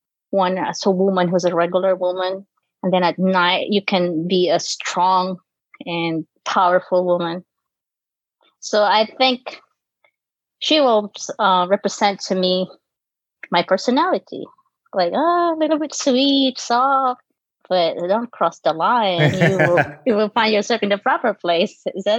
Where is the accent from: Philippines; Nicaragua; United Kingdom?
Philippines; Tanay, Rizal; English is a second language; moved away as an adult; also born or lived in Sorsogon, Bicol / Middle East / North Carolina; now in New York, United States; So I was born in Sursogon, Bicol, southern part of the Philippines, the mainland, yeah. And then I remember we moved to Sampaloc when I was 6 or 5. Then I grew up in Sampaloc, Tanay Rizal.